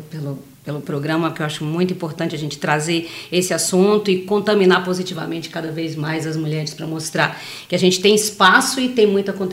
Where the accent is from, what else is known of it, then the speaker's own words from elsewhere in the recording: Salvador, Bahia, Brazil; moved away as an adult; Eu sou de Salvador. em 2011 eu vim para cá trabalhar numa petroquímica